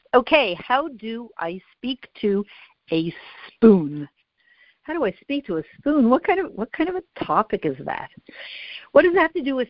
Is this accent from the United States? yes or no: no; Canada; I'm Canadian.